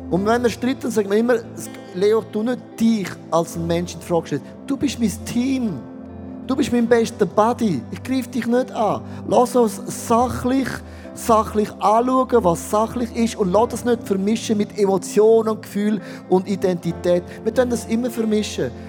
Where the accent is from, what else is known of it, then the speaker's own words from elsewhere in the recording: Switzerland; Also bin ich kein Schweizer mehr, dann bin ich mehr Latino.